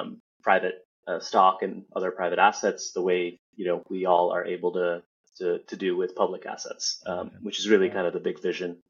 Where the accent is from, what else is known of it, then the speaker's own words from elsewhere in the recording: United States; somebody who was born and raised in the U.S.